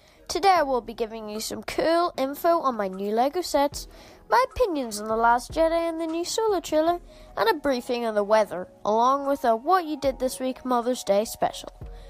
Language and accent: English; United Kingdom; My hometown of Sinfield